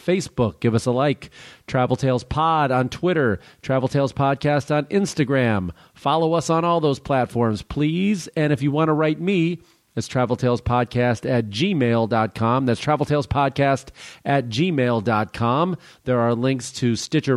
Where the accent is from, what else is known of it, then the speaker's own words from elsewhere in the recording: Illinois, United States; I'm from Illinois.